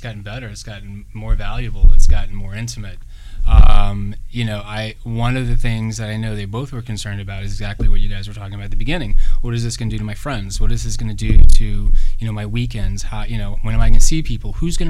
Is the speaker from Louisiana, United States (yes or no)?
yes; Louisiana, United States; now in Los Angeles, United States; Tommy and I are both from the South. He's from Texas. I'm from Louisiana.